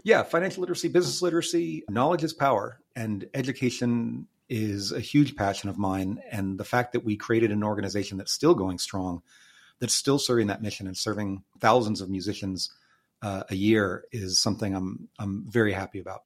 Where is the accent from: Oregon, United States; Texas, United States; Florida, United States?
Texas, United States; Austin; I grew up in Tarrytown and Clarksville, a couple of pretty central neighborhoods around here